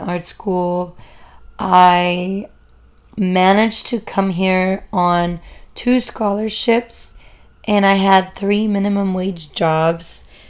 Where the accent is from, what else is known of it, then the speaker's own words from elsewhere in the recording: Germany; moved away as an adult; also born or lived in San Francisco, United States; now in United States; I grew up in Germany, um, as a first generation immigrant. My parents are both Turkish